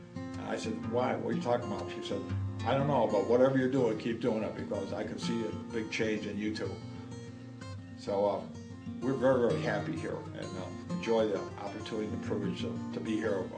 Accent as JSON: {"language": "English", "region": "New York", "country": "United States", "tie": "born or raised there", "also_born_or_lived": "South Dakota", "said": "I was born in 1937 in South Dakota, and we moved out to New York in 1941, and my family proceeded to move from town to town until we eventually wound up in Webster."}